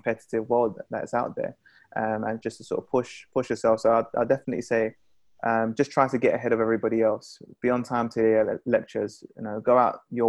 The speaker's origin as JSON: {"language": "English", "region": "London", "country": "United Kingdom", "said": "Being a Londoner"}